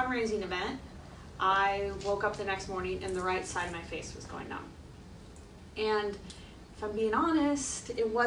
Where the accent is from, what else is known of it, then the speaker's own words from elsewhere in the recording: Iowa, United States; moved away as an adult; also born or lived in Washington, D.C. / California; I'm this girl from Iowa